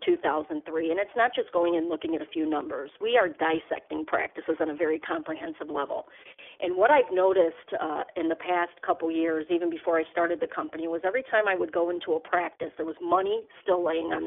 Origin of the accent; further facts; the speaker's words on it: Chicago, Illinois, United States; also born or lived in East Coast; I'm actually originally from Chicago, but I took a hiatus on the East Coast. I came back to Chicago